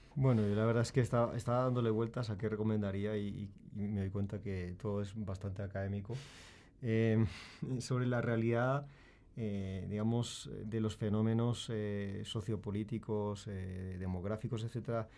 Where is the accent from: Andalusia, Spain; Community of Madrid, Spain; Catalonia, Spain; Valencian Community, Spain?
Community of Madrid, Spain; Madrid; yo nací en España, eh, en Madrid